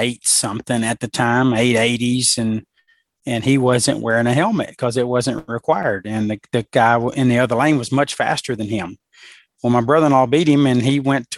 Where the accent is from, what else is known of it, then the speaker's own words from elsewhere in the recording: Alabama, United States; I'm from Alabama